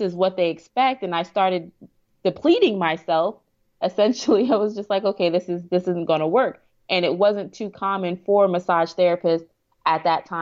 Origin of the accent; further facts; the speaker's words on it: New York, United States; also born or lived in Maryland / Virginia; now in Houston, United States; I'm originally from New York.